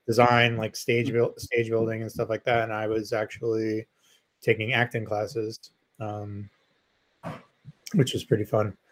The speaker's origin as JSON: {"language": "English", "town": "New York City", "region": "New York", "country": "United States", "tie": "born or raised there", "said": "I grew up in Queens too, a nicer part of Queens than Joe grew up"}